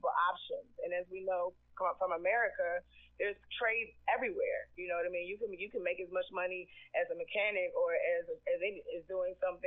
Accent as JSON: {"language": "English", "country": "United States", "moved": "as an adult", "lives_now": "Ghana", "said": "We're American."}